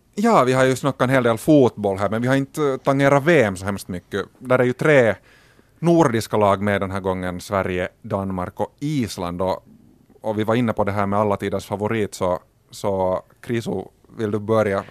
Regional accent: Finland; som finlandssvenskar

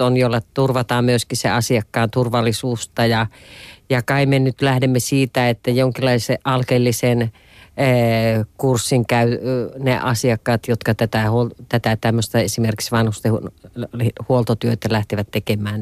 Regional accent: Lapland, Finland; tuolla maaseudulla, josta itse olen kotoisin Lapista

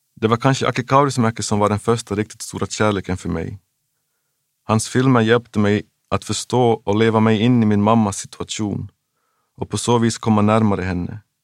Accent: Jakobstad, Ostrobothnia, Finland; also born or lived in Memphis, United States; i min hemstad Jakobstad fanns en underbar liten ungdomsverkstad

